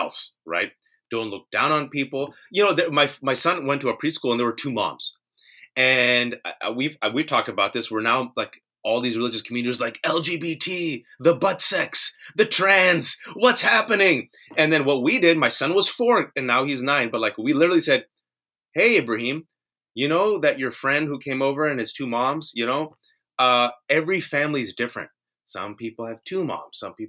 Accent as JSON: {"language": "English", "country": "United States", "tie": "born or raised there", "said": "I'm born and raised in America"}